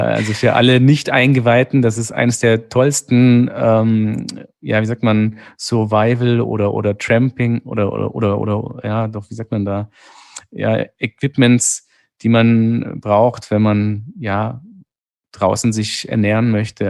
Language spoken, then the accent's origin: German; Sigmaringen, Baden-Württemberg, Germany; accent: Swabian; ich komme aus Baden-Württemberg, ähm, das ja an den Bodensee angrenzt, zum großen Teil aus Sigmaringen